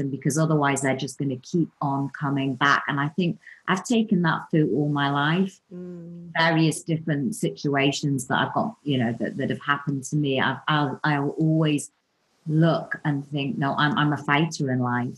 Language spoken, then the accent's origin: English; Newcastle upon Tyne, North East England, United Kingdom; I was brought up in Newcastle, which is an amazing town